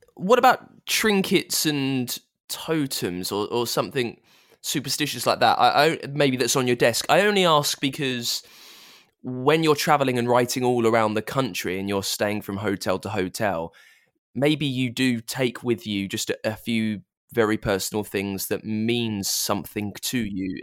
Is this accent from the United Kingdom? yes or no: yes; United Kingdom; I'm a Brit